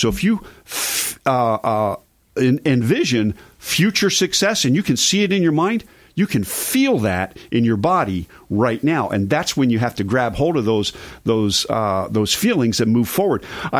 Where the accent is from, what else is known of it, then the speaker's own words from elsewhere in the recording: East Coast, United States; moved away; I grew up on the East Coast